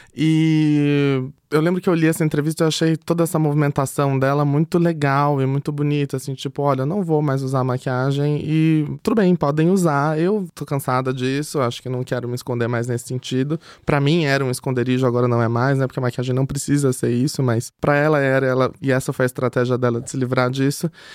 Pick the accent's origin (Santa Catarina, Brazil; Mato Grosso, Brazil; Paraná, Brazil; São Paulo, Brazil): São Paulo, Brazil; Itapetininga; sou do interior, de Tapetininga